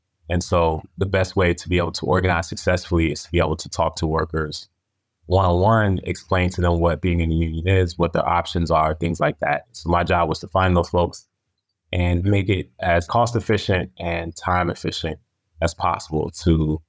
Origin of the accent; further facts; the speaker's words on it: Connecticut, United States; also born or lived in Arizona; Yeah, so I grew up both on the East Coast and in the West. I started off in the Connecticut area and ended up in Arizona.